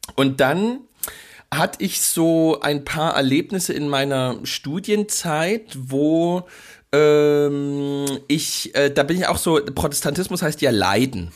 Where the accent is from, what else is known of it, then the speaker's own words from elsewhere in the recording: Dresden, Saxony, Germany; wir sind ja in im Dresden der Nullerjahre aufgewachsen